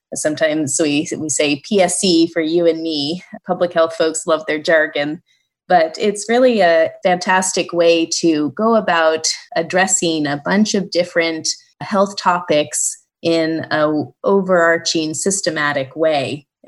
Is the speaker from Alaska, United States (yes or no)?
yes; Alaska, United States; I grew up in Alaska and have always loved living here